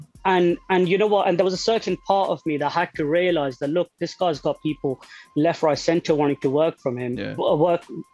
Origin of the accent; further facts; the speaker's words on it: Nottingham, East Midlands, United Kingdom; I'm from Nottingham